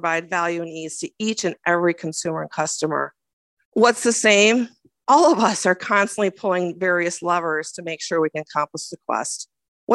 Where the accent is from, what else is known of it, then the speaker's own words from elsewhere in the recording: Minnesota, United States; As a Minnesotan